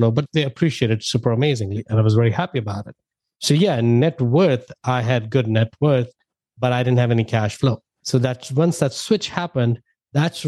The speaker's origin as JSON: {"language": "English", "country": "India", "moved": "as an adult", "lives_now": "United States", "said": "You know, I'm an immigrant. I moved from India back in 2000."}